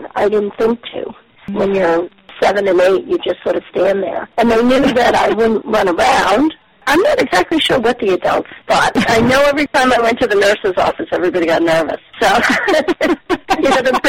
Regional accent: Boston, Massachusetts, United States; I was born in Boston, right across from Children's Hospital in Boston

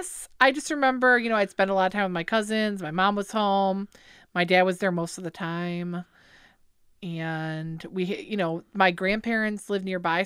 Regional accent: Lake Orion, Michigan, United States; Born and raised. My mom actually was born and raised in Lake Orion.

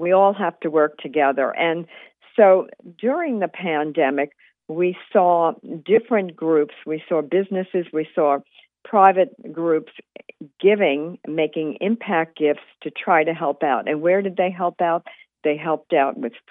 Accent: New York City, New York, United States; I'm a New York City person

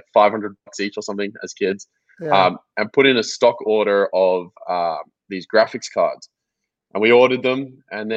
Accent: Melbourne, Victoria, Australia; So I grew up in Melbourne, Australia. I was born here in 1996

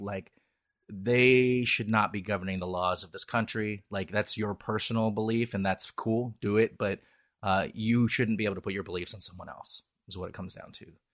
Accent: Seattle, Washington, United States; I'm a Seattleite and, uh, I'm very Irish

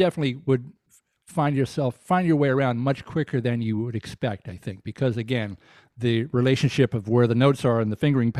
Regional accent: Deep South, United States; with all the soul music records that I grew up in the Deep South, you know, I knew who … was.

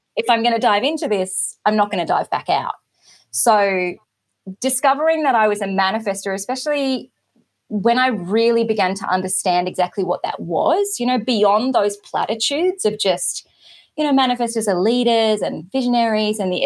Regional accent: Australia; I am Australian, based on the other side of the world from a lot of people

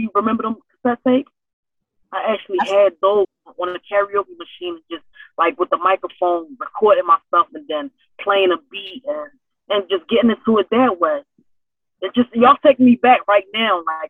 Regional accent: Philadelphia, Pennsylvania, United States; North Philly, oh man, always been a struggle, always been a struggle, and still a struggle.

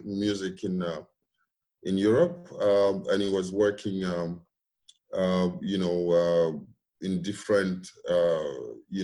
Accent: Cameroon; moved away; I was born in Cameroon in a very small, you know, not so wealthy area, if I may. Went to preschool and started elementary school there.

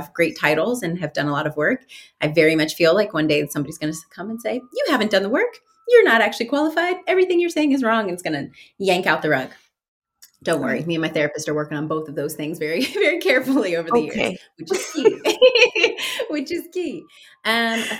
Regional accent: Mansfield, Ohio, United States; now in Columbus, United States; I grew up in Mansfield, Ohio, which is a smaller town in Ohio.

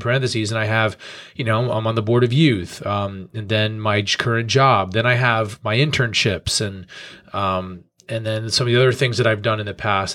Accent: New York, United States; moved away as an adult; also born or lived in Colorado; I grew up in churches in New York

